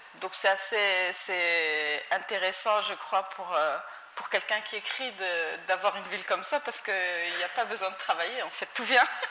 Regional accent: Morocco; moved away as an adult; also born or lived in United States; je suis, je suis née, j'ai grandi euh, au Maroc

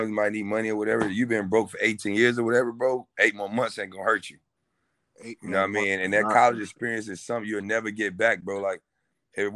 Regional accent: North Carolina, United States; moved away as an adult; also born or lived in Kentucky; now in Washington, D.C., United States; I'm from North Carolina. My family 4 hours away.

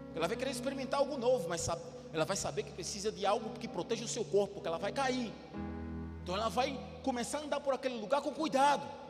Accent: Brazil; Eu fazia umas viagens lá em Neópolis, no meu bairro

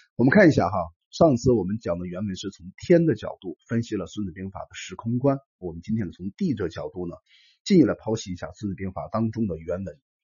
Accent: China; 我们中国人

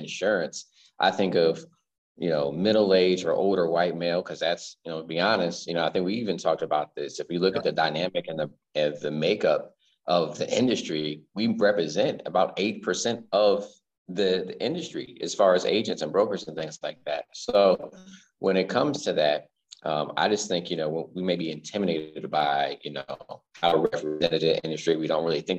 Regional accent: Central Virginia, United States; also born or lived in California; now in Richmond, United States; born in California. Okay. But essentially, I was raised in Central Virginia

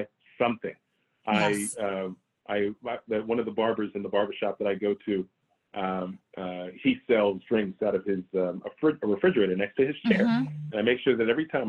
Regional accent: United States; I'm an American. I was born and raised here in the US

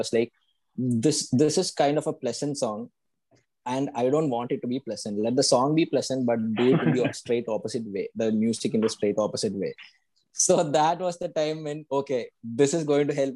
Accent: Kerala, India; also born or lived in Bangalore; We are from Kerala and Bangalore

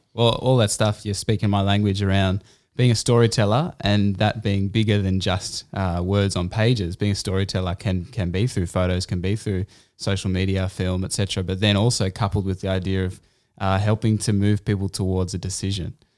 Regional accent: Canberra, Australian Capital Territory, Australia; moved away; I grew up in Canberra.

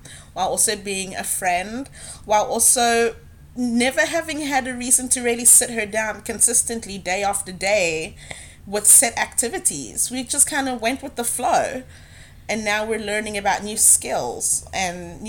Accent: South Africa; now in United States; back home growing up in South Africa

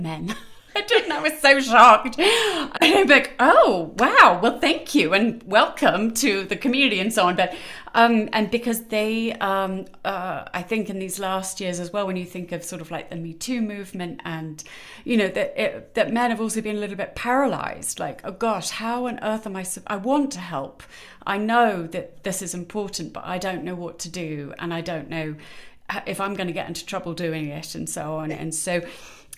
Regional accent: United Kingdom; moved away as an adult; now in United States; I'm British. Probably gathered that a bit from my accent, though it does travel a bit. I've been over here in America for a bit too long.

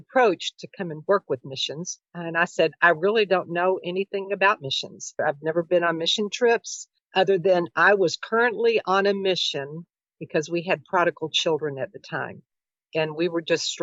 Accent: Louisville, Kentucky, United States; I grew up here in Louisville. This is my home

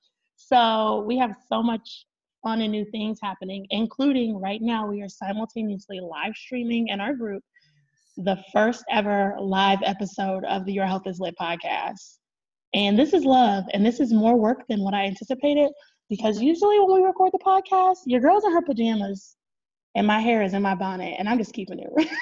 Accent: California, United States; born there; your girl was born in San Bernardino County. So let's just throw that out there. Okay. That my home state, I don't know if I have a home state because my dad was military, but my home state

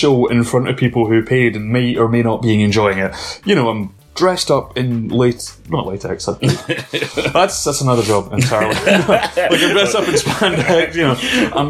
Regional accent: Lenzie, Scotland, United Kingdom; born or raised there; also born or lived in Rutherglen / Aberdour, Fife

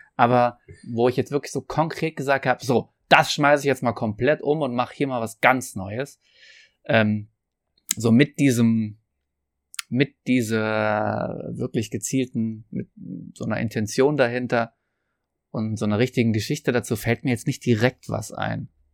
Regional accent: Trier, Rhineland-Palatinate, Germany; wo ich herkomme, in Trier

